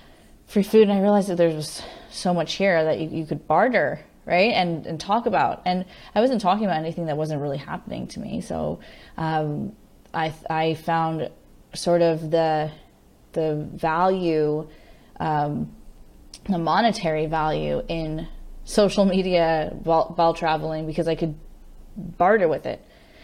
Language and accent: English; Henderson, Nevada, United States; also born or lived in California / Colorado / Florida; I moved around a bit, but I went to high school in Las Vegas, Nevada, Henderson, right outside of Las Vegas in Henderson. But I grew up before that in all over. I was California, Colorado, Florida.